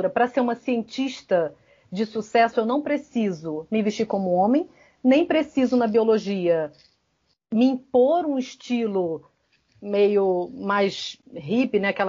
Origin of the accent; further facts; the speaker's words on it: Rio de Janeiro, Brazil; now in Ceará, Brazil; Eu venho do Rio de Janeiro para o interior do Ceará e eu, como bióloga, tentei me encaixar num perfil padronizado do biólogo